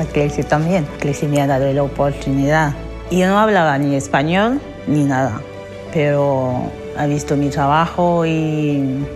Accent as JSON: {"language": "Spanish", "country": "Cameroon", "moved": "as an adult", "lives_now": "Spain", "said": "Salí de Camerún porque me estaba amenazando y amenazando también a mi familia. Por eso decidí de salir de mi país."}